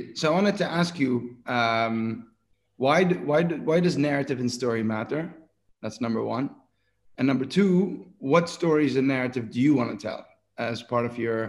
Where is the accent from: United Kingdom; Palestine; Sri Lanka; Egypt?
Palestine; West Bank; also born or lived in Jerusalem; we're roughly part of the same generation, you and I, and I'm from the West Bank, but I was, you know, I went to school in Jerusalem